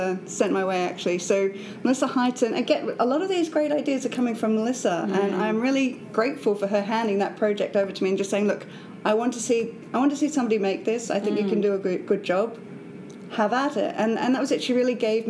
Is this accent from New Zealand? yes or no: no; Australia; accent: Australian; moved away as an adult; now in Edinburgh, United Kingdom; I'm from Australia.